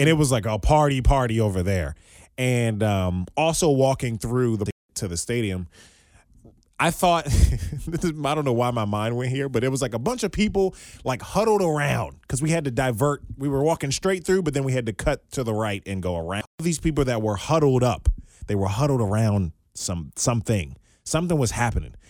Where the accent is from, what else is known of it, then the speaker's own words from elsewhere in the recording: Maryland, United States; moved away as an adult; also born or lived in Southwest Virginia; now in Cincinnati, United States; being born and raised in Maryland